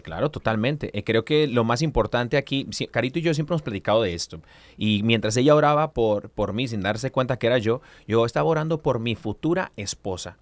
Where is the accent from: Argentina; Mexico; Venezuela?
Mexico; Como buen mexicano